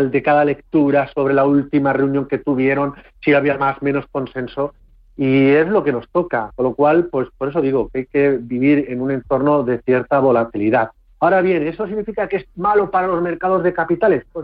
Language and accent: Spanish; Castilla-La Mancha, Spain; el día de hoy de los, nuestro de los castellanos manchegos